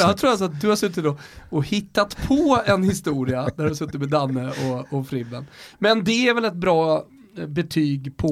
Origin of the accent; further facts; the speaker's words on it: Stockholm, Stockholm County, Sweden; Folk tycker ju redan att vi är dryga stockholmare.